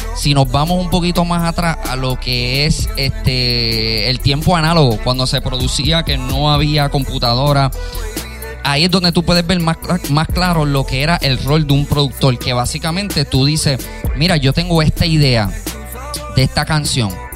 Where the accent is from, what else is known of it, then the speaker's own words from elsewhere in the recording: Carolina, Puerto Rico; yo también me crié en Vistamar.